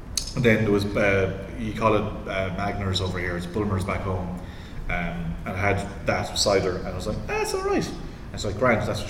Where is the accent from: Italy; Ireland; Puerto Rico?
Ireland; where I grew up in Ireland